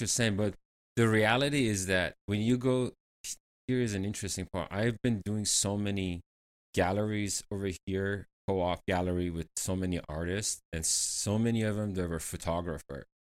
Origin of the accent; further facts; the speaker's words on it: Tehran, Tehran Province, Iran; moved away as an adult; now in United States; I grew up in Iran, in capital city Tehran